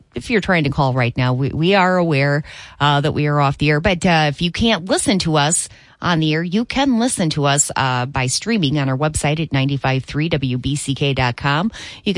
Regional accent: Three Rivers, Michigan, United States; growing up in the Centerville and Three Rivers area

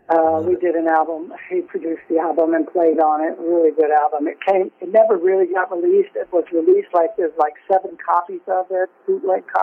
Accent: Jackson, Mississippi, United States; accent: Southern; moved away as an adult; also born or lived in France / England; now in Quebec, Canada; he knew I was from Jackson.

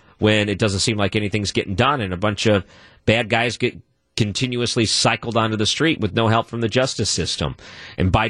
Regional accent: St. Louis, Missouri, United States; I'm from St. Louis

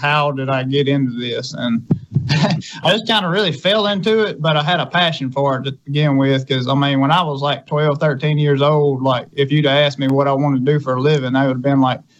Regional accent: Scott County, Mississippi, United States; over in Scott County

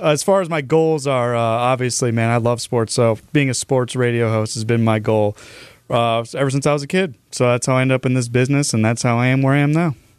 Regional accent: Cleveland, Ohio, United States; moved away as an adult; now in Milwaukee, United States; I'm not actually from Milwaukee, Milwaukee initially. I'm from the Cleveland area

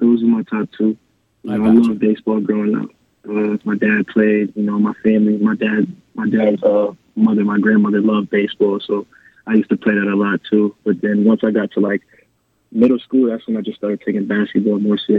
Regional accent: Syracuse, New York, United States; moved away as an adult; now in El Paso, United States; I grew up on the south side of Syracuse and with my father

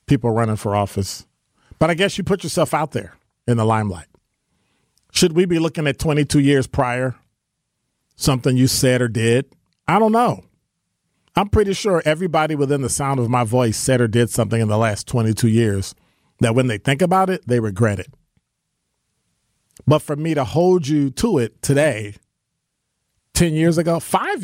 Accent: the North, United States; I'm from the North

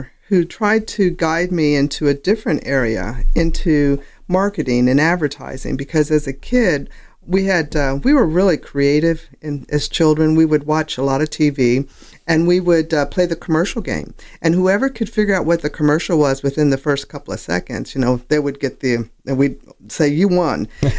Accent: Sioux City, Iowa, United States; born there; Okay, I was born in Sioux City, Iowa.

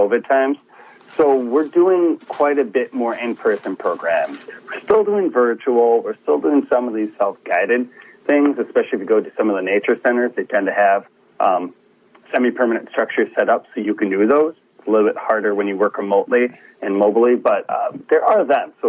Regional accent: Midwest, United States; Being a Midwesterner

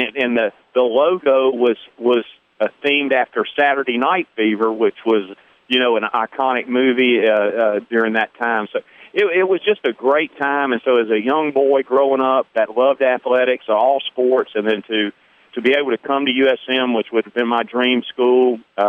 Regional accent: Hattiesburg, Mississippi, United States; also born or lived in Picayune, Mississippi; growing up in Hattiesburg I think I grew up, and I mean this in all sincerity, it really one of the greatest times.

